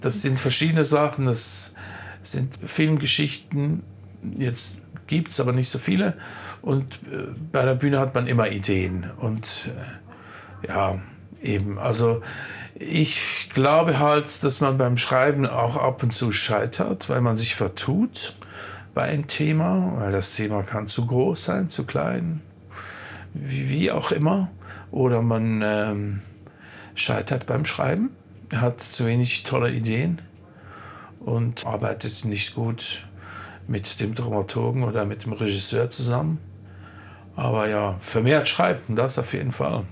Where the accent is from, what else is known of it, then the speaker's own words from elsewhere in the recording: Olten, Solothurn, Switzerland; Ich komme ja aus Olten.